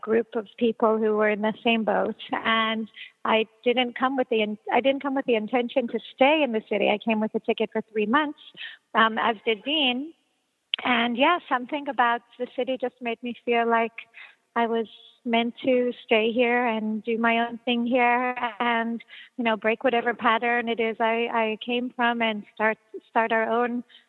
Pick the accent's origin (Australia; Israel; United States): Israel; growing up in Israel